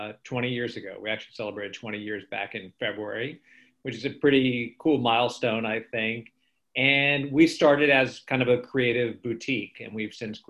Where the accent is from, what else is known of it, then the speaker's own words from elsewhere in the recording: Florida, United States; also born or lived in Orlando, Florida; us Floridians